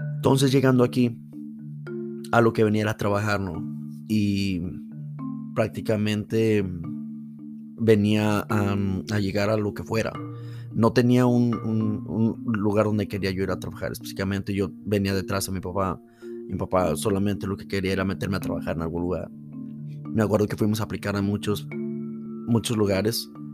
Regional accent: State of Mexico, Mexico; moved away as an adult; now in United States; nací en el Estado de México y tengo cerca una ciudad que se llama la ciudad de Toluca

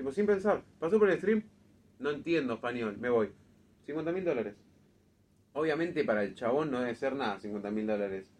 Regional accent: Argentina; nosotros como argentinos

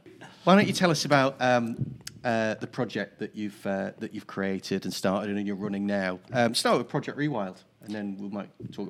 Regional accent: Newcastle upon Tyne, North East England, United Kingdom; when I grew up in Newcastle in the 1970s, there was zero tolerance for any sort of diversity whatsoever.

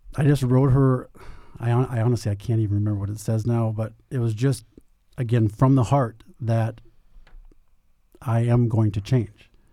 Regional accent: Minnesota, United States; moved away as an adult; now in Phoenix, United States; I'm from Minnesota

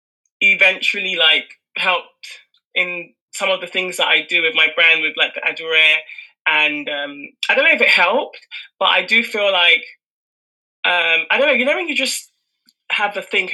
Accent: United Kingdom; I was born and raised in the UK

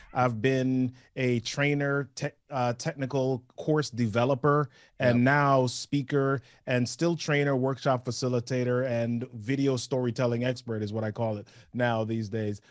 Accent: New York, United States; also born or lived in Oshawa / Massachusetts; now in Maryland, United States; I grew up in New York

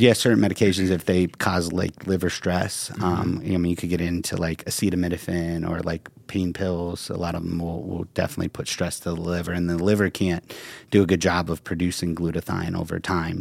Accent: Ohio, United States; moved away; I'm from Ohio

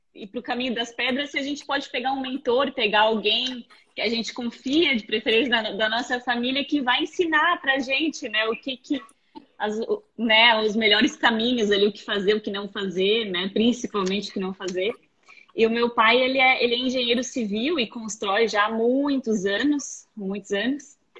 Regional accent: Blumenau, Santa Catarina, Brazil; moved away as an adult; also born or lived in Balneário Camboriú; now in Florianópolis, Brazil; eu nasci em Blumenau, né? Nasci em Blumenau e morei muitos anos lá. E a minha infância inteira

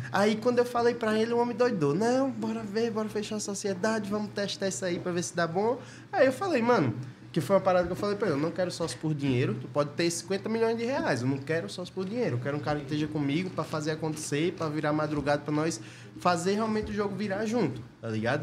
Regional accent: interior of Bahia, Brazil; moved away; eu era do interior lá, da cidade pequena, tinha uns 7 mil habitantes lá no interior da Bahia

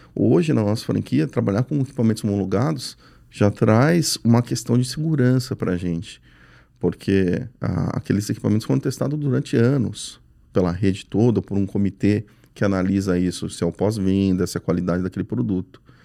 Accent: São Paulo, Brazil; Eu sou paulista

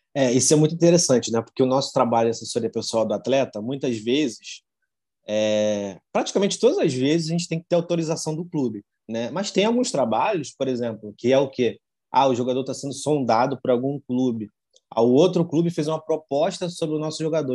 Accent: Duque de Caxias, Rio de Janeiro, Brazil; eu venho de Caxias, né, de uma zona que eu posso dizer que, que nunca vi ninguém falar para mim de, jornalismo

